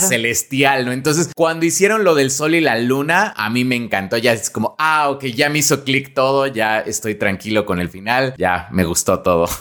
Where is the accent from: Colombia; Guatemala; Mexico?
Mexico; lo que somos los mexicanos